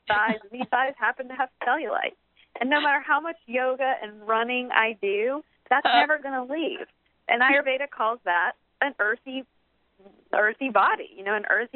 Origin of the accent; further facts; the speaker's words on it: the South, United States; I grew up Southern Baptist in the South